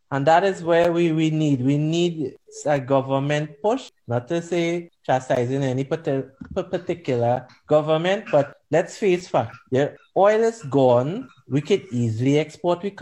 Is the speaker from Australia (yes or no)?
no; Trinidad & Tobago; for us growing up in Trinidad back in the day, uh, we only had one television station.